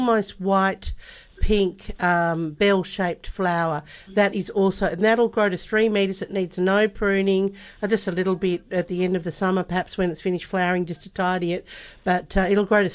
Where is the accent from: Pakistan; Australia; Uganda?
Australia; Melbourne, Victoria; now in Western Australia, Australia; I'm from Melbourne originally, and we had them in we had them at one of the homes where we lived